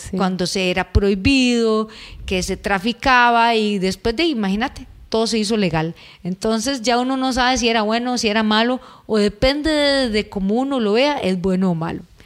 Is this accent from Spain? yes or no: no; Costa Rica; En Costa Rica eh, es muy dado a que tomemos cerveza.